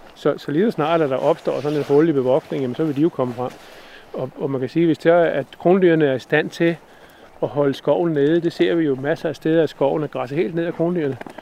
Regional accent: Zealand and the islands, Denmark; accent: not Jutlandic; moved away; jeg snakker heller ikke jysk. Så, så jeg har jo en fortid fra, fra Sjælland og øerne

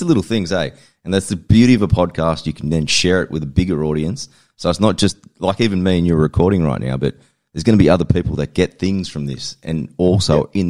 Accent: Australia; it's a lot different to how we grew up in Australia.

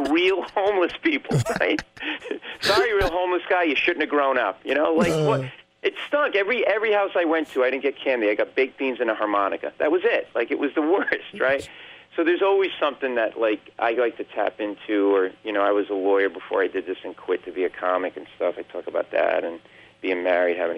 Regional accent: New England, United States; I grew up in New England

